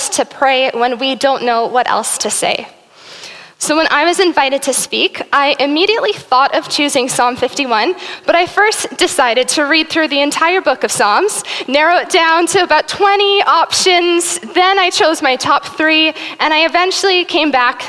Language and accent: English; South Africa; now in Burlington; I am South African. My family, I was born there and raised there until 2005 when we moved here to Burlington.